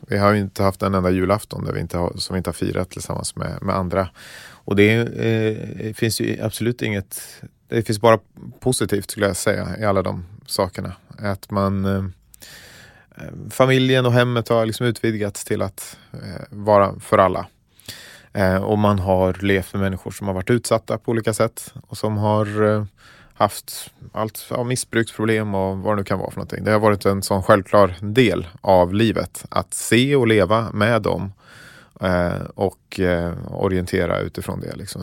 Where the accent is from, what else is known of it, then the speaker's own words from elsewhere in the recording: Gotland, Sweden; startat upp nya församlingar då på Gotland där jag växte upp